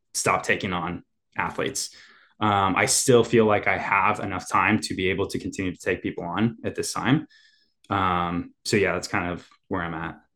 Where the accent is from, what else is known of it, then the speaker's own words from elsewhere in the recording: Indiana, United States; moved away as an adult; also born or lived in Ann Arbor, Michigan; now in Nashville, United States; growing up in Indiana